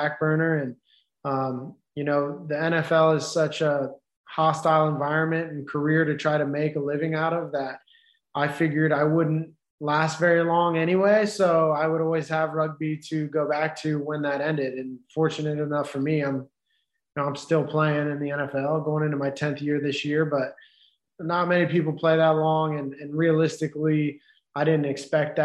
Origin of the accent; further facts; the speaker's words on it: United States; I'm an American